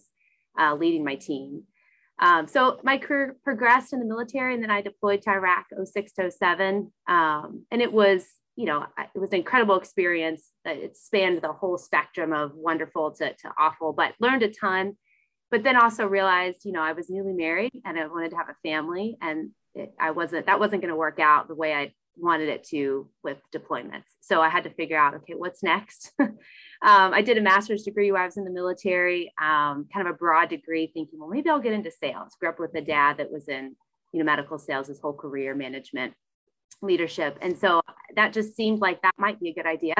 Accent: Louisville, Kentucky, United States; I was born and raised in Louisville

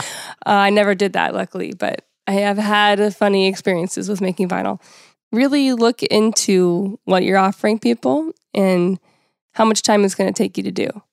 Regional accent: United States; being American

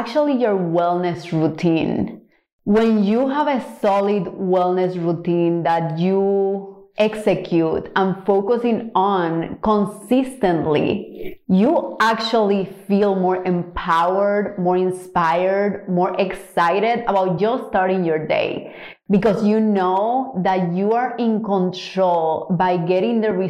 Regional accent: Cuba; now in Houston, United States; I'm from Cuba originally

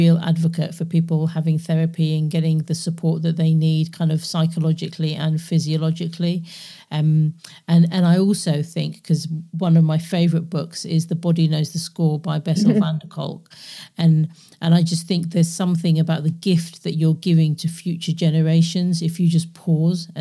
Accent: London, United Kingdom; growing up in London at that time.

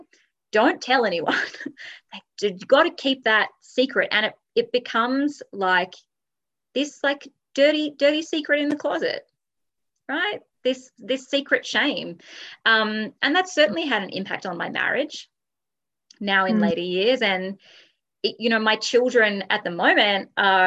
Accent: Australia; I'm Australian, we're a good like 10 years behind here in Australia

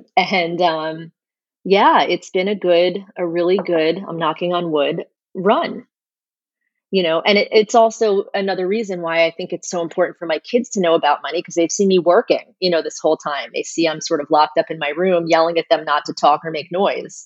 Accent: North Miami Beach, Florida, United States; moved away as an adult; also born or lived in New York City; I grew up in North Miami Beach.

